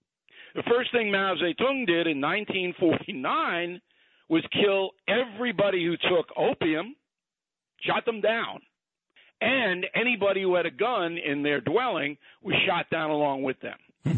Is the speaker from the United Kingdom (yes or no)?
no; Levittown, New York, United States; also born or lived in Brooklyn; this is how I was raised in Levittown.